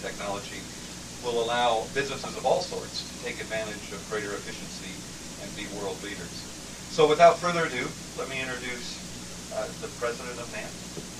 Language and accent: English; Indiana, United States; my home state of Indiana